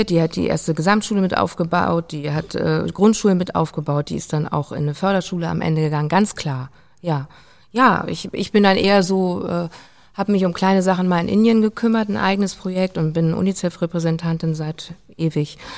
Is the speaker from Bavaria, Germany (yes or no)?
no; Hamburg, Germany; ich bin ja auch an der Elbe aufgewachsen